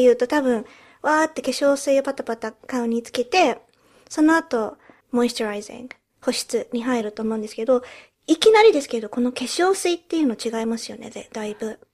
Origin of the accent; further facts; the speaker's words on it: United Kingdom; also born or lived in Japan; 日本生まれイギリス育ちの私たちがロンドンからお送りする